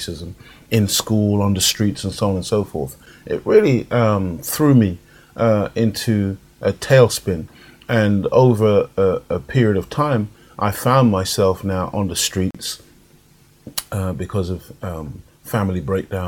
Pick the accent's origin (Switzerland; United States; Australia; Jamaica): Jamaica; accent: Jamaican; now in United Kingdom; when I was growing up in Jamaica